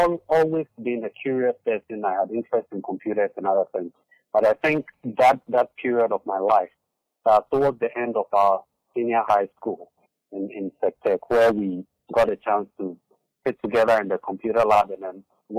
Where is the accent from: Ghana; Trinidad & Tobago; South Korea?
Ghana; Accra, Greater Accra; moved away as an adult; also born or lived in Eastern Region, Ghana / United Kingdom; now in United States; I was born and raised in Accra, Ghana.